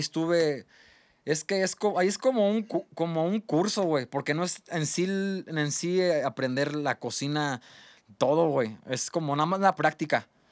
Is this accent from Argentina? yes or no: no; Mexico; also born or lived in West Covina, California, United States; toda mi vida estuve en, en México, güey. Desde pues, bebé, güey, me trajeron desde los tres meses. O sea, soy más mexicano que, que, el, que el Chile